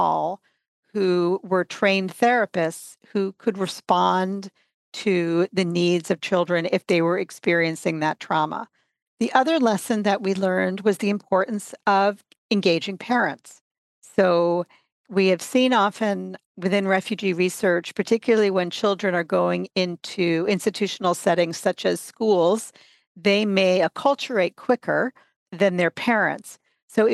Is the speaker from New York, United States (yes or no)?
yes; New York City, New York, United States; now in Canada; I myself am an immigrant. I'm originally from the United States, from New York City